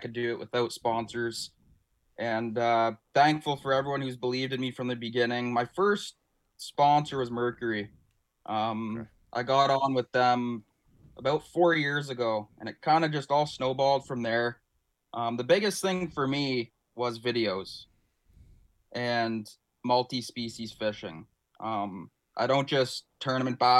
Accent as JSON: {"language": "English", "region": "Ontario", "country": "Canada", "said": "us as Canadian anglers"}